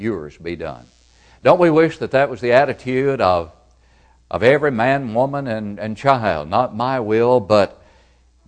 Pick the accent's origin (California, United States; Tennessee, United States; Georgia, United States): Tennessee, United States; Smithville; my hometown of Smithville